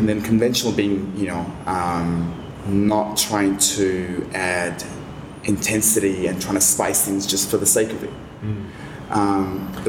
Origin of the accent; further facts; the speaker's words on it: London, United Kingdom; now in Australia; You know, I came from London where it's dark and grey.